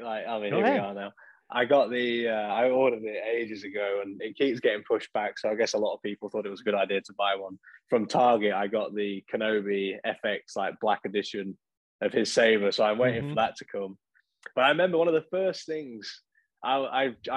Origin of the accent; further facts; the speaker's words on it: Lincoln, East Midlands, United Kingdom; my hometown team, Lincoln